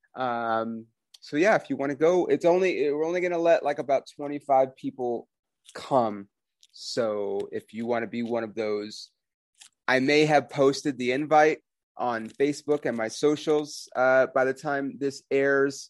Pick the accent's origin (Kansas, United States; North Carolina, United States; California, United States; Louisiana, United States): California, United States; Los Angeles; moved away as an adult; now in Oklahoma City, United States; I was born on Sunset Boulevard, fucking Hollywood, California, born and raised